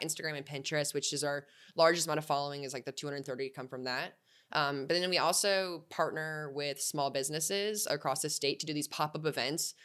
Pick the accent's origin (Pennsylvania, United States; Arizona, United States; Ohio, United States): Arizona, United States; Tucson; I grew up in Tucson